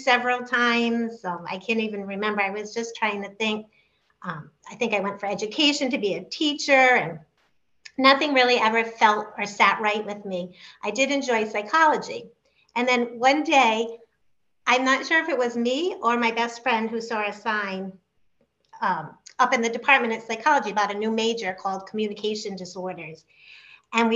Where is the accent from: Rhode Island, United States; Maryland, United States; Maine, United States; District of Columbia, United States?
Rhode Island, United States; West Warwick; I grew up in West Warwick